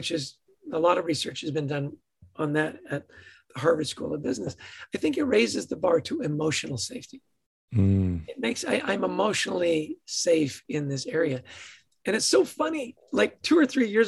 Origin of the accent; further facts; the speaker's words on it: Edmonton, Alberta, Canada; Born in Edmonton, Alberta, to a ridiculously happy family